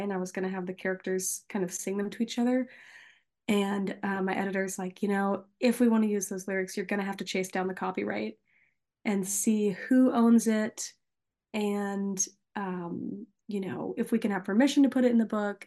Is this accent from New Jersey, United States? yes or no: no; Nashville, Tennessee, United States; I was born and raised in Nashville